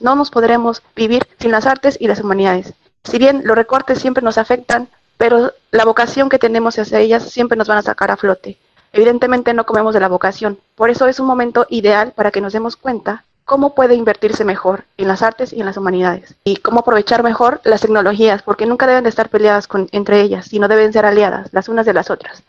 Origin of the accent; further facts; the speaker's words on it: Mexico; moved away as an adult; now in Spain; volver a mi país es complicado, a México